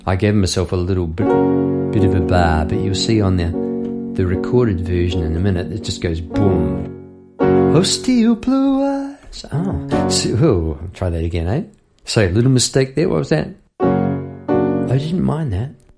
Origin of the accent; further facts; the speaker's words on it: New Zealand; moved away as an adult; now in Melbourne, Australia; I'm from New Zealand, living in Melbourne